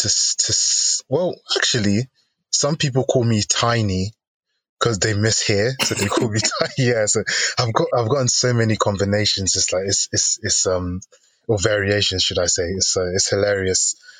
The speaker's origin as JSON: {"language": "English", "country": "Nigeria", "said": "I'm Nigerian, so I'm part of the Yoruba tribe."}